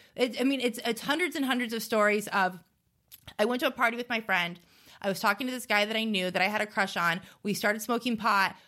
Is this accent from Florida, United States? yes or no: yes; South Florida, United States; I grew up in South Florida